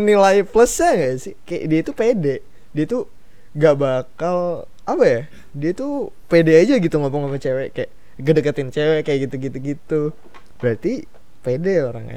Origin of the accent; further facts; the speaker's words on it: Balikpapan, East Kalimantan, Indonesia; daerah gua nih ke Balikpapan